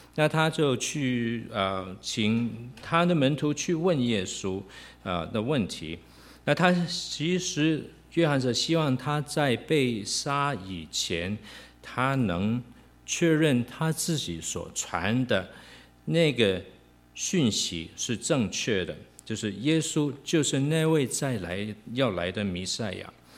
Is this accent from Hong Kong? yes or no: yes; Hong Kong; moved away; 我跟明君，啊，我们都是在香港出生，香港长大